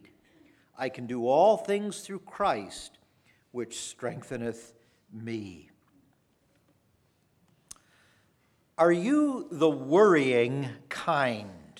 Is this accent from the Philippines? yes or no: no; Ontario, Canada; I come from Ontario, Canada